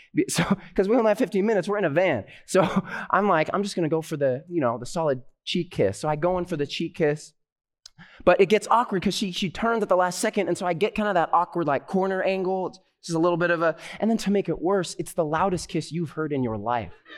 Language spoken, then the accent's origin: English; Southern California, United States; I'm a pastor from Southern California, currently studying at Andrews University Theological Seminary